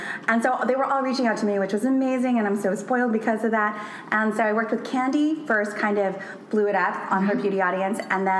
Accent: Long Beach, California, United States; we're from Long Beach

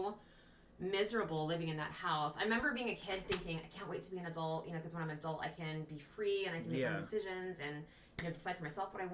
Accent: Sacramento, California, United States; also born or lived in New York; I grew up in Sacramento

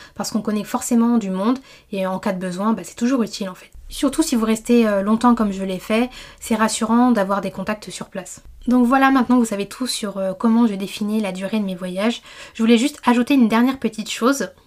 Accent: Martinique; moved away; je suis originaire de la Martinique, c'est une île que je connais bien

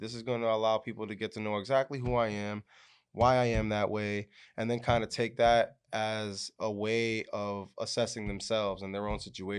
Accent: Yuma, Arizona, United States; I'm originally from Yuma, Arizona, which a lot of people don't know. I got West Coast blood in me. And I grew up in a military house at first.

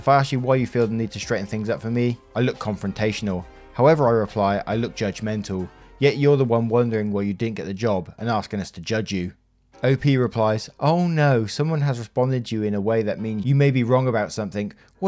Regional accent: Japan; now in United States; Being Japanese and white was already a struggle for me growing up in Japan, but the struggle got even worse for me once we moved to the United States in 2009.

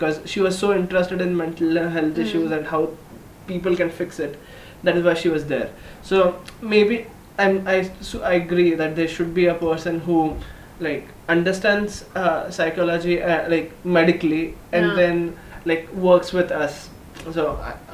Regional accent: Sangli, Maharashtra, India; moved away as an adult; now in Pune, India; I'm not from Pune, I'm from Sangli.

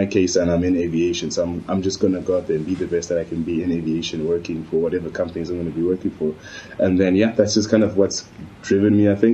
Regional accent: Zimbabwe; also born or lived in Spain; now in Poland; I'm African, I'm from Zimbabwe

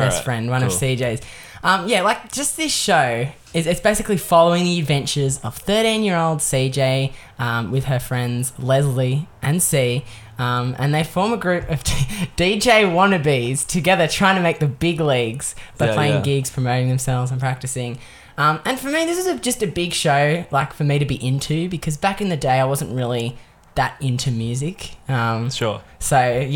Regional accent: Australia; living as an Australian

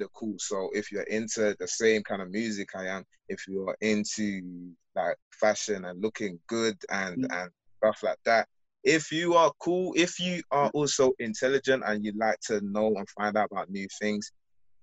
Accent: London, United Kingdom; I'm from London.

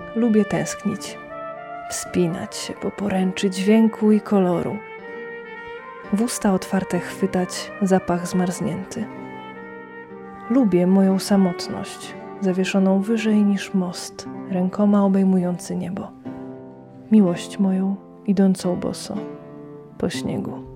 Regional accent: Poniatowa, Lublin Voivodeship, Poland; Pochodzę z takiej małej miejscowości pod Lublinem, Poniatowa

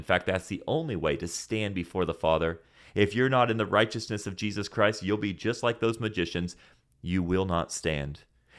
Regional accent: Senegal; See, I grew up again in Senegal, West Africa, and in Senegal we use this, which is called a mortar and a pestle.

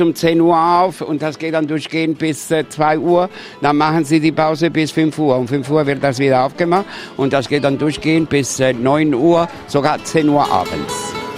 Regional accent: Andalusia, Spain; German is a second language; Ich bin ja ein echter Spanier, also das können Sie merken

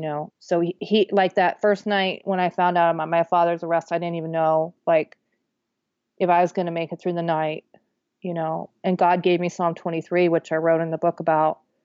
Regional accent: Wichita, Kansas, United States; moved away; my Wichita Eagle newspaper, my hometown paper

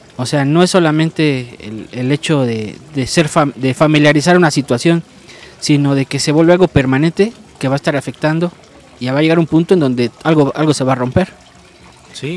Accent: Mexico; como mexicanos

